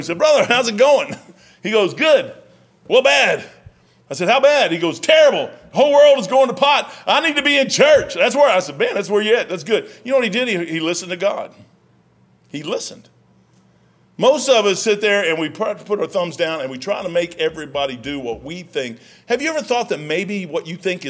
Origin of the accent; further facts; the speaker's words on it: Salt River, Kentucky, United States; That's where I was raised, right on the Salt River